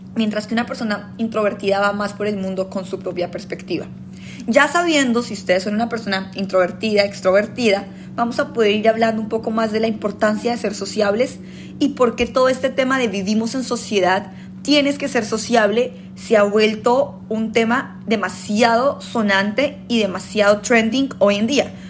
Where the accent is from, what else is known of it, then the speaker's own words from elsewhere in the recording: Colombia; moved away; somos colombianos